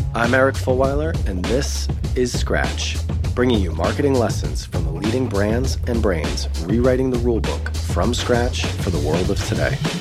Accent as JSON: {"language": "English", "country": "United States", "said": "as an American and at that time somebody working at Vayner"}